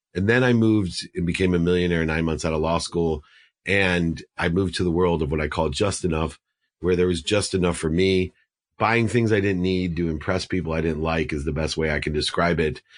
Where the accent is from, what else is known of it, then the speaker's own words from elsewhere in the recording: Akron, Ohio, United States; I was born in Akron, Ohio